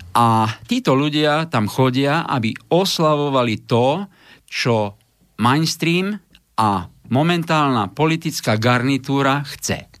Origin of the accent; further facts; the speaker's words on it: Košice, Košice Region, Slovakia; ja ako Košičan